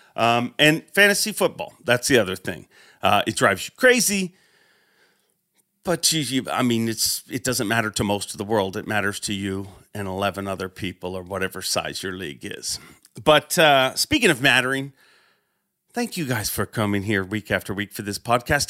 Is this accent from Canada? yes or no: yes; Canada; as a Canadian